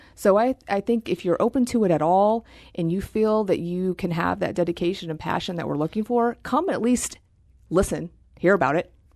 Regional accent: Terre Haute, Indiana, United States; moved away; I am from Terre Haute, Indiana

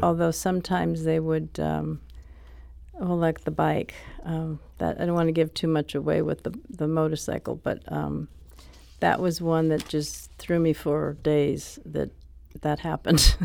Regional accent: New York City, New York, United States; I grew up in Harlem

